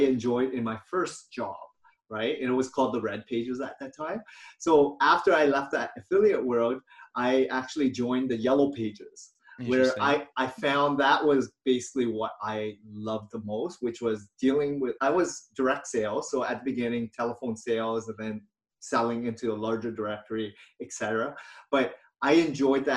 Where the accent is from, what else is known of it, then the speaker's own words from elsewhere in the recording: Hamilton, Ontario, Canada; also born or lived in Vietnam / London, Ontario; I grew up in Hamilton, Ontario, which is an hour west of Toronto.